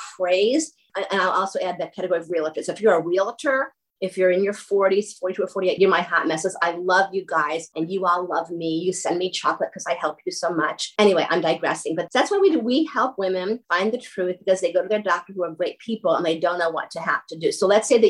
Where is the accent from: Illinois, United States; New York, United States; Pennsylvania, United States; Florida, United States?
New York, United States; now in Ohio, United States; I talk fast. I'm from New York State.